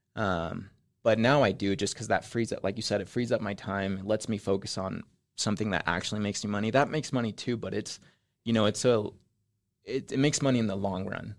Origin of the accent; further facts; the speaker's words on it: Spanish Fork, Utah, United States; also born or lived in Mexico City, Mexico; I'm originally from Mexico. I grew up in Mexico City for about uh, nine years. And then my family came over here when I was nine and we moved to Spanish Fork. So I grew up in Spanish Fork